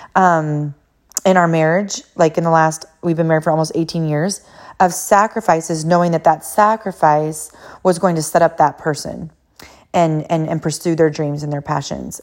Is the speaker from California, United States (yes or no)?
yes; California, United States; moved away as an adult; also born or lived in Hawaii / Boston; I am from California originally, and then I moved to Hawaii